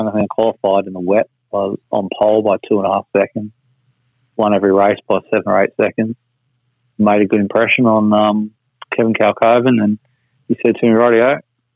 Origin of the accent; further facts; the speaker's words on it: Surfers Paradise, Queensland, Australia; I've been growing up in Surface and watching them come to Surface Paradise every year, and being a little kid